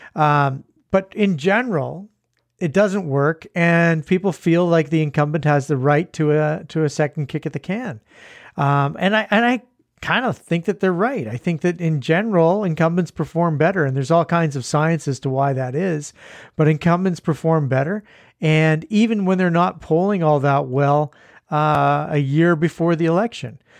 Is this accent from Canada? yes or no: yes; Canada; we're Canadian